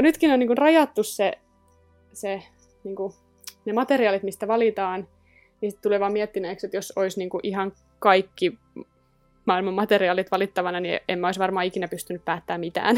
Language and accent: Finnish; Rauma, Satakunta, Finland; moved away; mä oon Raumalta kotosi